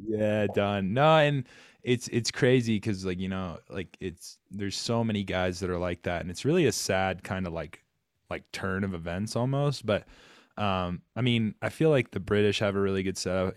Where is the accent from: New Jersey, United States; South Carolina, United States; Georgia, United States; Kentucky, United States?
South Carolina, United States; Rock Hill; I'm from Rock Hill, South Carolina, born and bred